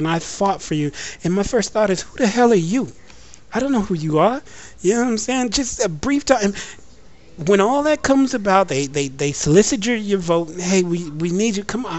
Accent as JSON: {"language": "English", "country": "United States", "said": "As an American"}